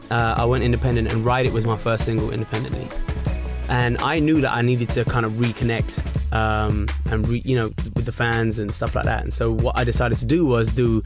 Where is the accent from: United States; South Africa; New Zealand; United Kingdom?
United Kingdom; Hounslow, London; Just imagine, I come out from Hounslow.